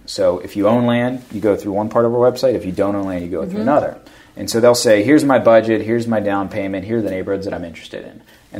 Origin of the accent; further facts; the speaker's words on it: Pittsburgh, Pennsylvania, United States; moved away as an adult; I grew up in the South Hills.